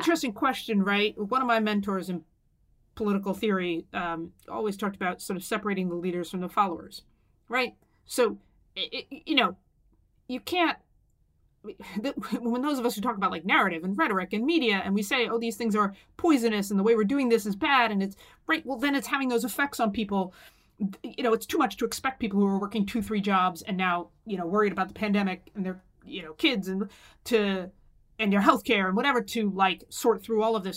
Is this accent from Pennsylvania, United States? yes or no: yes; Pennsylvania, United States; my home state of Pennsylvania